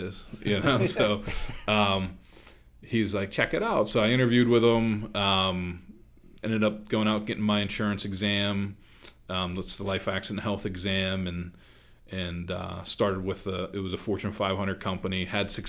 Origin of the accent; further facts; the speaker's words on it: Oakmont, Pennsylvania, United States; born and raised in Oakmont, Verona area, went to Riverview